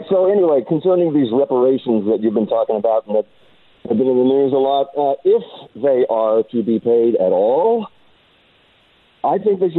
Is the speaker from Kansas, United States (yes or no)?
yes; Winchester, Kansas, United States; Winchester, Kansas.